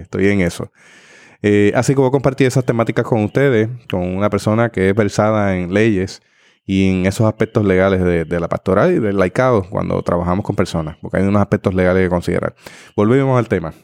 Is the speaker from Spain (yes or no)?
no; Puerto Rico; como puertorriqueños